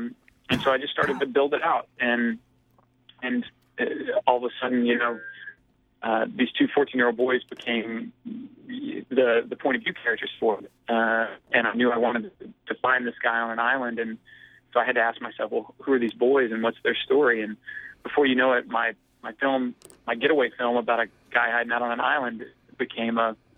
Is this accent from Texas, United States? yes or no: no; Arkansas, United States